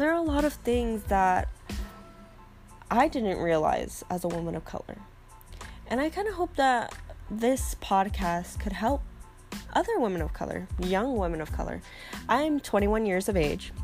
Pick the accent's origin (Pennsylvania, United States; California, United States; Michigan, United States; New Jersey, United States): California, United States; grew up in California